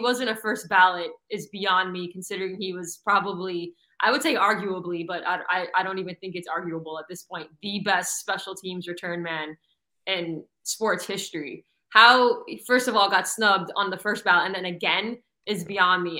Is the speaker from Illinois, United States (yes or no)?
no; South Florida, United States; I grew up in South Florida